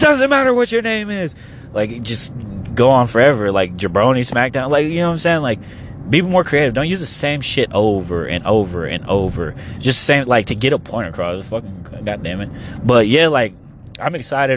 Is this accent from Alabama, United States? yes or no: no; Oklahoma, United States; We're from Oklahoma